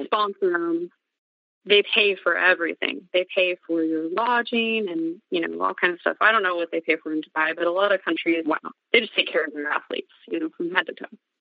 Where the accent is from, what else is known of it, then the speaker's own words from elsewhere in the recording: Montana, United States; born and raised in Montana primarily. Um moved around when I was a kid a little bit